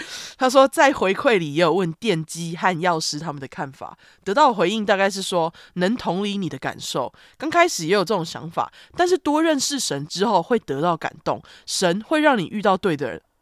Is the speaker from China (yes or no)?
no; Zhongli, Taoyuan, Taiwan; 但毕竟我乡下中坜人，刮胡开玩笑的中坜也不算太乡下。P.S. 桃园中坜一边一国啦。